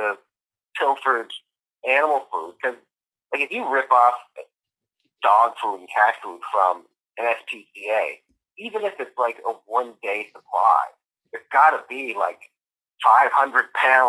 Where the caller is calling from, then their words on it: Sydney, Nova Scotia, Canada; I'm calling from Sydney.